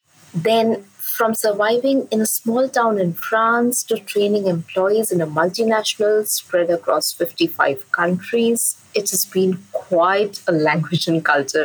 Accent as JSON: {"language": "English", "town": "Durgapur", "region": "West Bengal", "country": "India", "tie": "born or raised there", "first_language": "English and Bengali", "moved": "yes", "said": "I am from Durgapur, the small town in eastern India. And I grew up having two first languages, English and Bengali."}